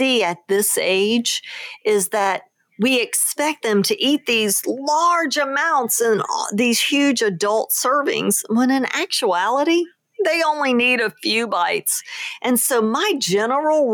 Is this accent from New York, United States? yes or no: no; New Orleans, Louisiana, United States; moved away; my hometown of New Orleans